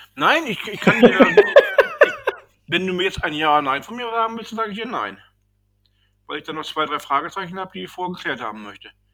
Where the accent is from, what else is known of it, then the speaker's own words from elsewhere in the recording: Northern Germany, Germany; wie wir hier bei uns im Norden sagen